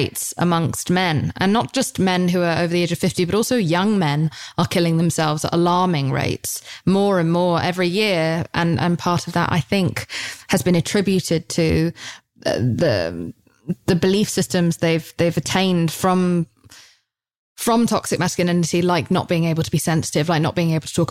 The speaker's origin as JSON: {"language": "English", "country": "United Kingdom", "moved": "as an adult", "lives_now": "United States", "said": "over in Britain. Like, that's just how we are."}